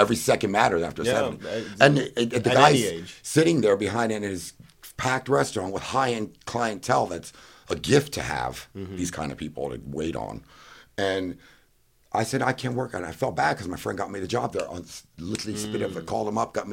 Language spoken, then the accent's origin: English; Fort Lauderdale, Florida, United States; also born or lived in Miami; I was born in Miami, born in Fort Lauderdale, and raised.